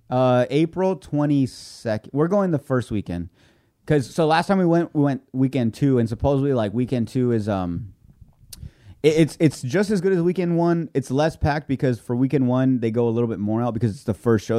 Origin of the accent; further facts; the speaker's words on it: Imperial Valley, California, United States; I'm from this area. I'm from the Imperial Valley